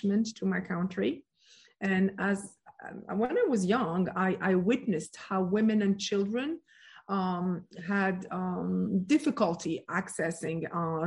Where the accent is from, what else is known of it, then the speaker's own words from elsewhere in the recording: France; moved away; also born or lived in Morocco / United States; I was born and raised in France